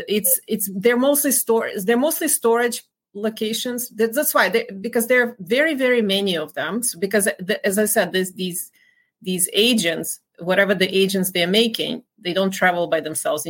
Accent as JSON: {"language": "English", "town": "Dnipro", "region": "Dnipropetrovsk Oblast", "country": "Ukraine", "tie": "born or raised there", "moved": "as an adult", "said": "Kolomoisky is actually from my hometown"}